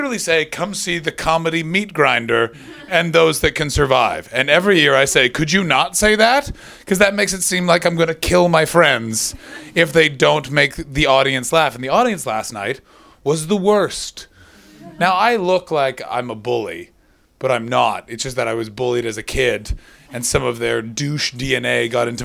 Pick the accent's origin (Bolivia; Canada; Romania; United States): Canada; moved away as an adult; now in London, United Kingdom; I come from Canada